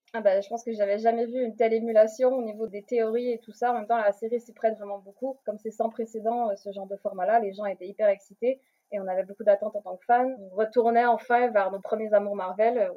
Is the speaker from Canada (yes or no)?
yes; Quebec, Canada; moved away as an adult; now in Paris, France; Je suis québécoise, mais j'habite à Paris depuis bientôt 6 ans